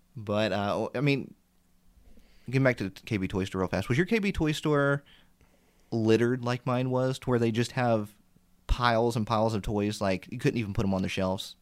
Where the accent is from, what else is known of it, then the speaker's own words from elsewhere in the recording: Indiana, United States; I grew up in Indiana and that's where I still am